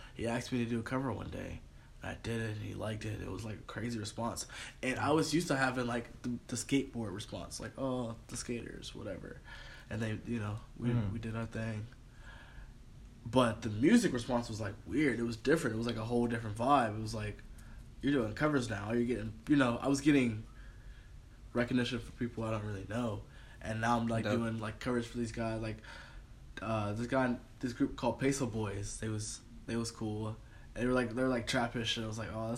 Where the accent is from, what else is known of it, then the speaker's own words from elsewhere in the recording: New York, United States; I'm from New York